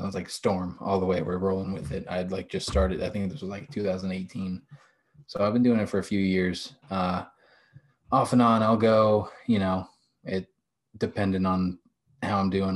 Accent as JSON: {"language": "English", "region": "Ohio", "country": "United States", "tie": "born or raised there", "also_born_or_lived": "West Virginia", "said": "I grew up in Ohio"}